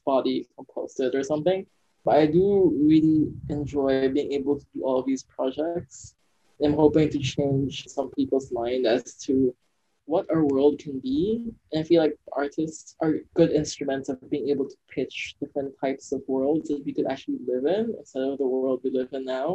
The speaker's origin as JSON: {"language": "English", "country": "Philippines", "moved": "yes", "said": "I feel like it's definitely my Philippine side"}